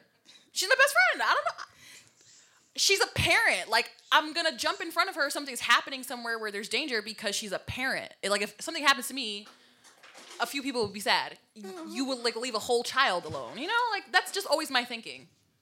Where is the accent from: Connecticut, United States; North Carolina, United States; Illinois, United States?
Connecticut, United States; Waterbury; we grew up in Waterbury, Connecticut, and we know how Waterbury, Connecticut is.